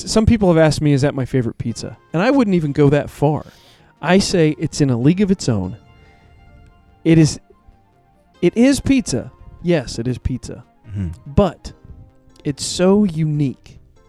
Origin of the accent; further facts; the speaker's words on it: Warsaw, Indiana, United States; moved away; my hometown, Warsaw, Indiana.